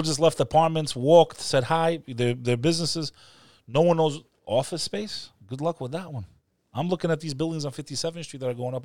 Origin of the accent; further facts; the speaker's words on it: New York City, New York, United States; as a New Yorker